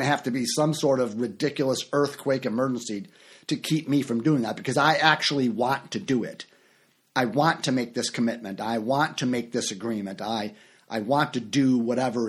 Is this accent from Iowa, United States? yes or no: no; Chicago, Illinois, United States; moved away; also born or lived in Orlando, Florida; And for years I lived in Orlando, Florida, and I'm from Chicago